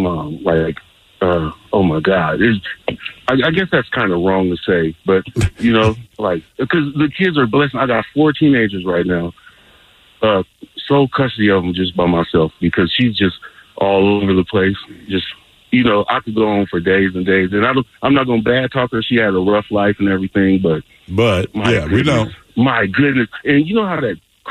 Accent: Bay Area, California, United States; I was born and raised in the Bay Area, California

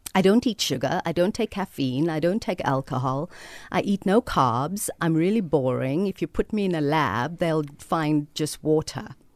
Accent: Cape Town, Western Cape, South Africa; also born or lived in Mitchells Plain, Cape Town; I was born in District 6 and we lived there until I was eight or nine.

